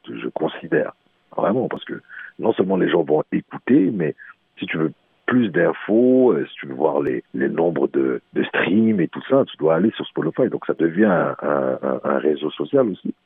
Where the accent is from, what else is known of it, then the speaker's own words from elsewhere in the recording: Montreal, Quebec, Canada; also born or lived in Morocco; je suis un vrai Montréalais.